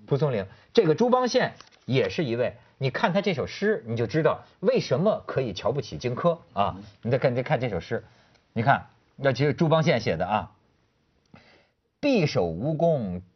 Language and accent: Chinese; Hebei, China; 虽然他是我们河北人